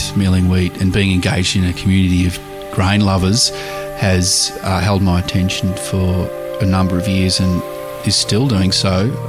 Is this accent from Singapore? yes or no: no; Langwarrin, Victoria, Australia; I grew up in Langwarrin, about 20 minutes from here.